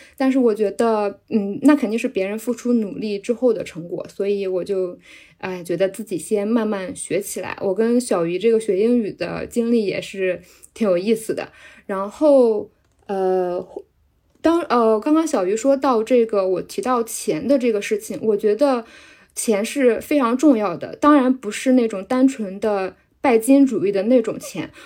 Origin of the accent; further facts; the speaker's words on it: a small county town in central China, China; now in Shanghai, China; 我是来自，呃，中部地区的十八线小县城的，然后我现在定居在上海